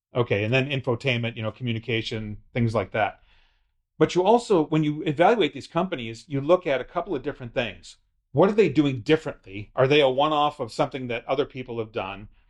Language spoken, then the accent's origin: English; United States; as an American